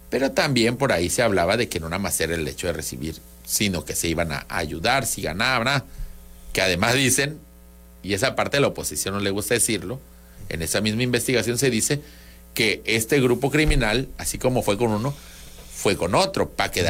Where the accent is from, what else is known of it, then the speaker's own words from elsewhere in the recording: Tabasco, Mexico; accent: Tabasco; en siete años por fin, alguien creyó que soy de México. No puedo creerlo, gente. Es mi acento de Tabasco.